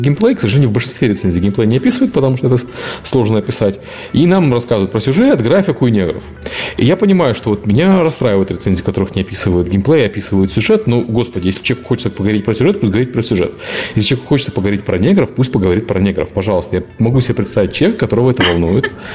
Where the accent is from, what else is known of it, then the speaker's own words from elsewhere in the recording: Ukraine; Я белый украинец